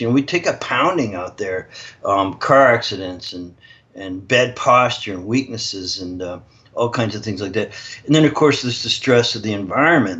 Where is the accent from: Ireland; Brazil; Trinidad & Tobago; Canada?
Canada; I'm actually Canadian